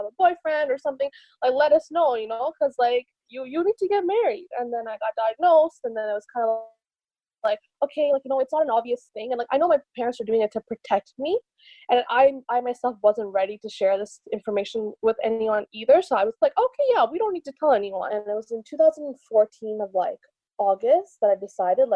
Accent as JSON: {"language": "English", "town": "Montreal", "region": "Quebec", "country": "Canada", "said": "I'm 29 and I'm from Montreal"}